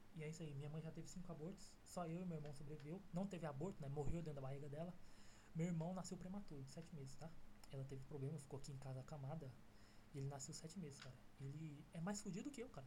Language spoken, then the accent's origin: Portuguese; Goiânia, Goiás, Brazil; Sou goiano, fi. Uai, nós daqui é piqui